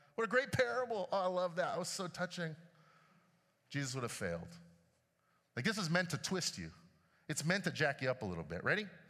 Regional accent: Chicago, Illinois, United States; When I was growing up in Chicago

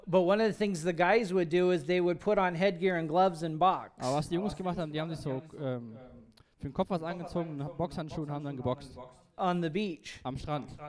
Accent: California, United States; But I grew up in Southern California.

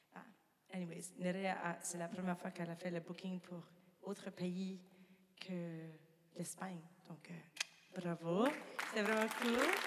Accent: New Brunswick, Canada; je viens du Nouveau-Brunswick.

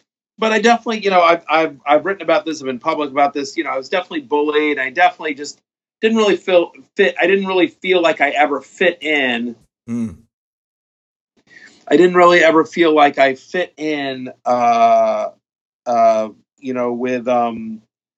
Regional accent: College Station, Texas, United States; moved away as an adult; also born or lived in Syracuse, New York; I grew up in College Station, Texas, graduated there

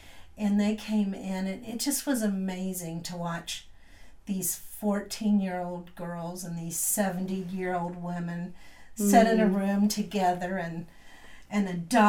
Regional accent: West Virginia, United States; We came from West Virginia.

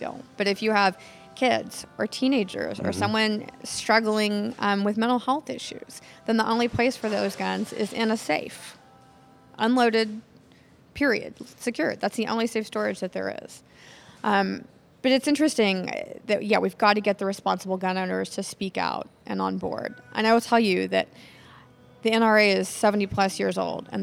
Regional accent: Nacogdoches, Texas, United States; growing up in Nacogdoches

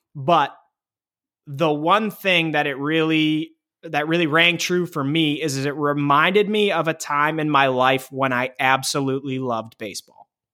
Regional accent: Pittsburgh, Pennsylvania, United States; growing up in Pittsburgh

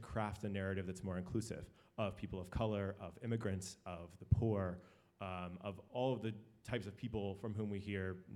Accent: Texas, United States; moved away; I'm from Texas, and I'm a senior fellow here at the Kennedy School

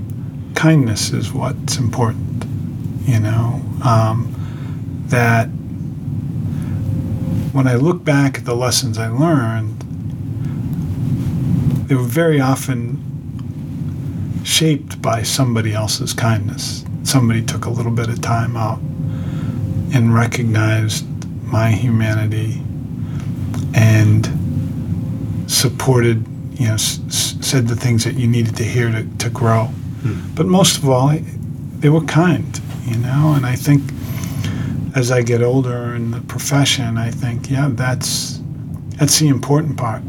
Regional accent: Boston, Massachusetts, United States; I grew up in Savin Hill in St. William's Parish

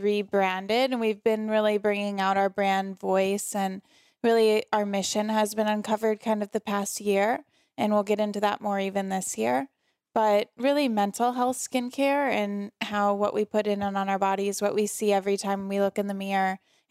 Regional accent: St. Louis, Missouri, United States; St. Louis, Missouri. So my hometown is St. Louis. All my family is still there.

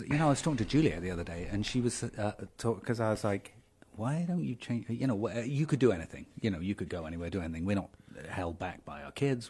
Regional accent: Dover, South East England, United Kingdom; moved away; I grew up in Dover

